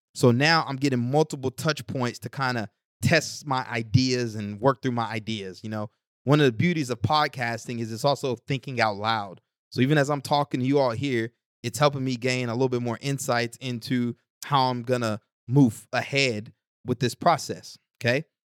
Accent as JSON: {"language": "English", "region": "East Texas", "country": "United States", "tie": "born or raised there", "moved": "yes", "lives_now": "Newark, United States", "said": "growing up in East Texas"}